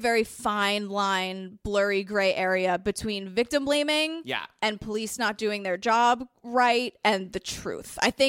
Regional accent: New York City, New York, United States; I grew up in Whitestone, New York.

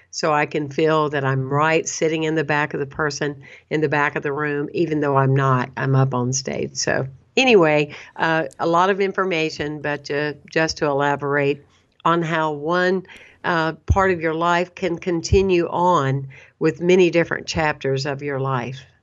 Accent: Anderson, South Carolina, United States; moved away; also born or lived in Saint Petersburg, Florida; I was born and raised in a small town, Anderson, South Carolina.

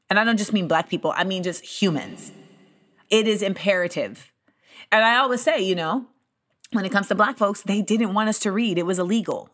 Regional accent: United States; my life as an American in this country

